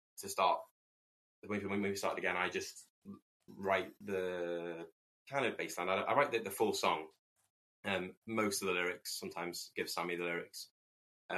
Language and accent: English; the Wirral, North West England, United Kingdom; we're from the Wirral